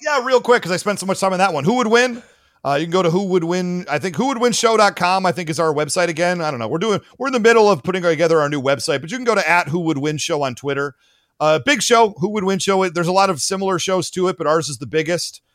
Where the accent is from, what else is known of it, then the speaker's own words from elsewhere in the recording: Michigan, United States; my home state of Michigan